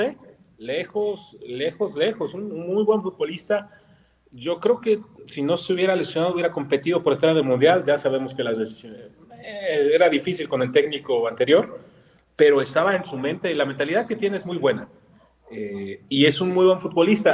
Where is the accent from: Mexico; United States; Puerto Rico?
Mexico; buscamos en cada uno de nosotros como mexicanos, algún pariente europeo vamos a tener